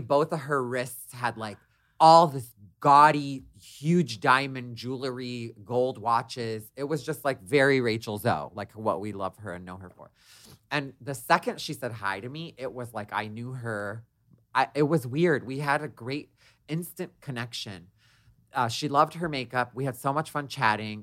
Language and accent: English; Detroit, Michigan, United States; I grew up in Detroit, I'm the youngest of five